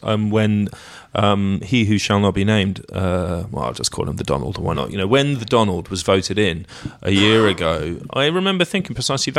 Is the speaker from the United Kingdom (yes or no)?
yes; London, United Kingdom; accent: RP meets estuary; my own speaking voice, because, you know, having spent so much time growing up in London, then living there, is probably would be described by like a dialect coach as being something like RP meets what they call estuary, which refers to the Thames estuary.